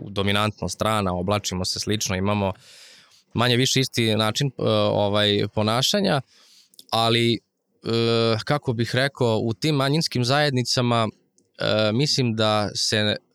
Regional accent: Rusyn, Vojvodina, Serbia

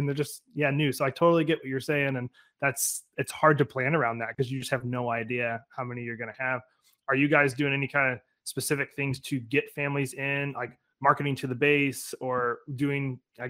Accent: Alaska, United States; moved away; I'm originally, you know, I'm from Alaska. So I was right outside a military base.

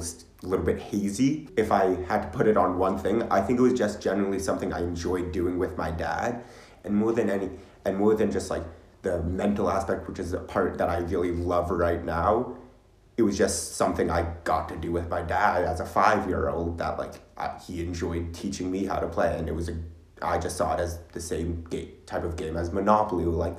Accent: New York City, New York, United States; Upper West Side, Manhattan, same as Charlie.

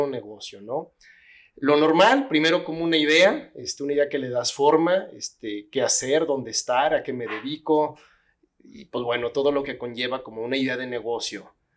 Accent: Guadalajara, Jalisco, Mexico; nací aquí en Guadalajara

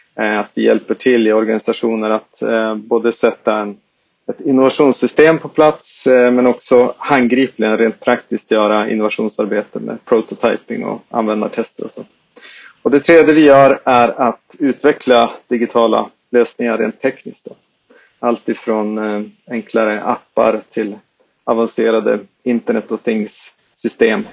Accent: Skellefteå, Västerbotten County, Sweden; accent: Skellefteå dialect; vi, vi grundades i, uppe i Skellefteå, som man kan höra om min dialekt

